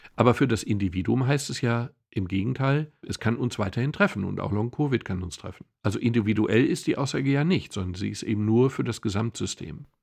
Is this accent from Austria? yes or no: no; Swabia, Germany; Ich komme aus dem Schwäbischen